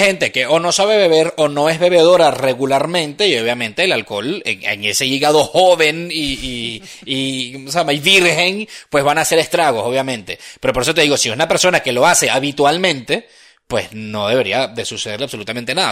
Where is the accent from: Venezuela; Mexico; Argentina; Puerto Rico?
Venezuela; now in Spain